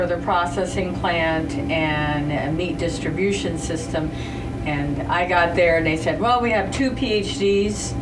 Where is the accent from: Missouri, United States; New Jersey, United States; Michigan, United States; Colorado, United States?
Colorado, United States; northeastern; moved away as an adult; now in Texas, United States; I actually grew up in northeastern Colorado.